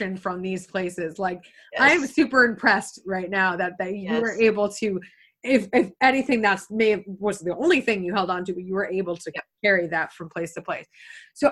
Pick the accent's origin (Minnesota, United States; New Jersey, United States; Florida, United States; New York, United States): New York, United States; small town east of Potsdam; I'm actually from a really small town that's 30 minutes east of Potsdam